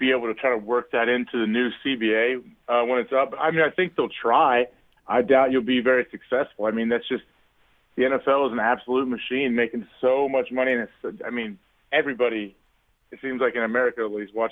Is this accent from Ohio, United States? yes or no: yes; Centerville, Ohio, United States; moved away as an adult; also born or lived in Green Bay, Wisconsin; I grew up in Ohio about an hour and a half from Columbus in Centerville